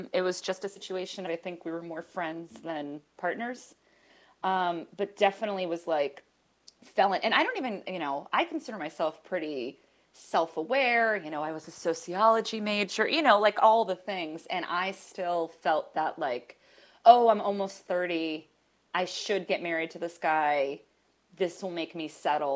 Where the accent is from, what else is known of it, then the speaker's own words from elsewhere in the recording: Boston, Massachusetts, United States; moved away as an adult; also born or lived in New York; now in Los Angeles, United States; I miss the East Coast. I'm from Boston. I'm an East Coast person